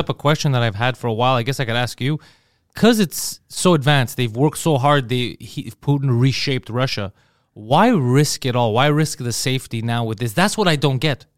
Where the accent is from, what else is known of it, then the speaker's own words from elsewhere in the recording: Montreal, Quebec, Canada; I grew up, I was born in Montreal